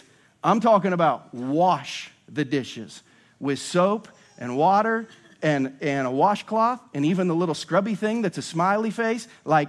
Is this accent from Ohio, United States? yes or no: yes; Ohio, United States; now in Lee's Summit, United States; I just grew up in an old house in Ohio.